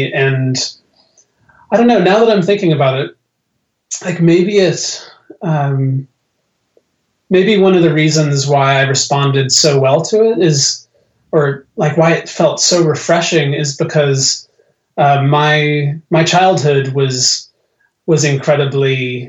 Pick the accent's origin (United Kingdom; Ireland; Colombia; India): Ireland; born there; And that's why I was born in Ireland. You know, the place to which I've returned.